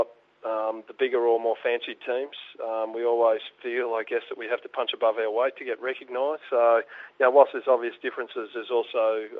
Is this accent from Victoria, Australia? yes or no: no; Queensland, Australia; moved away as an adult; now in Otago, New Zealand; there are parallels to where I've come from. Queensland is also a heartland state, heartland rugby province in Australia